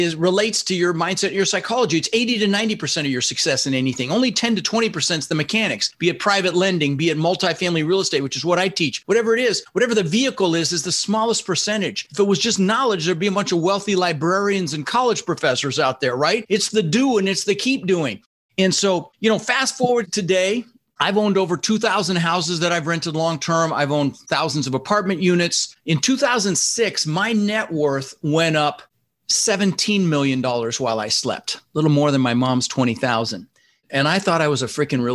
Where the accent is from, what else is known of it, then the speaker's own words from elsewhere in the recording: Denver, Colorado, United States; English is a second language; also born or lived in Netherlands; I immigrated to this country when I was 6 years old. I was born in the Netherlands in Holland, you know, wooden shoes, windmills. And we ended up in Denver, Colorado, and we didn't have much